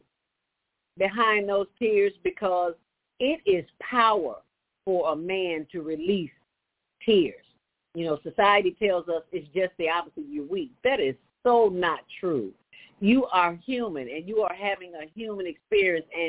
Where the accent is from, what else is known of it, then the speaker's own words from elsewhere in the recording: Chicago, Illinois, United States; I grew up in the city of Chicago.